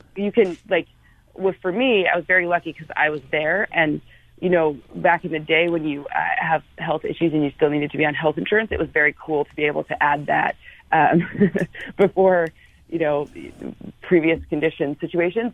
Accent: Midwest, United States; now in Los Angeles, United States; I live at the beach because that's what people from the Midwest do when they move to California.

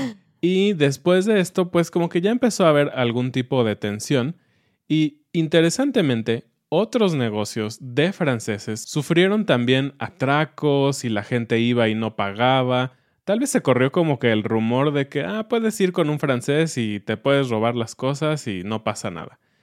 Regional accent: Mexico

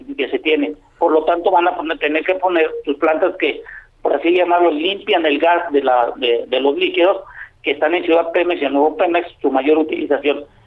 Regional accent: Mexico

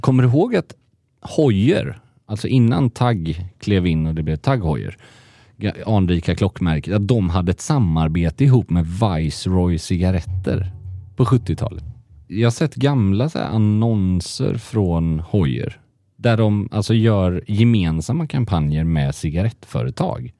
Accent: Gothenburg, Västra Götaland, Sweden; moved away as an adult; now in Stockholm, Sweden; Göteborg som göteborgare

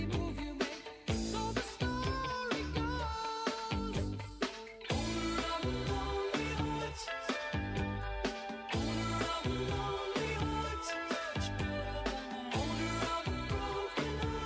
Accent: Accrington, North West England, United Kingdom; I'm from Accrington

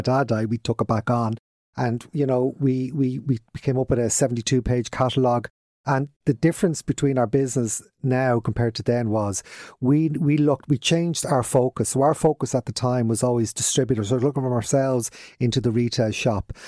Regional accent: Dublin, Leinster, Ireland; accent: Dublin; moved away as an adult; now in Kildare, Ireland; we're from Radfarnham originally, grew, grew up there

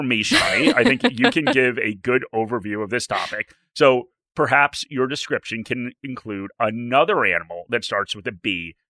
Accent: outside of New York, United States; now in Australia; I grew up outside of New York.

